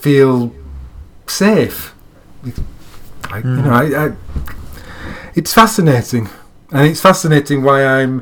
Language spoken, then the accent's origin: English; Yorkshire and the Humber, United Kingdom; I'm living my life as a Yorkshireman in 2017, living in England.